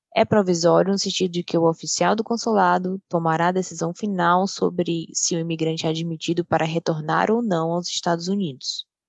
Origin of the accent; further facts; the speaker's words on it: Brazil; now in Dallas, United States; Eu cresci no Brasil e sou fluente em português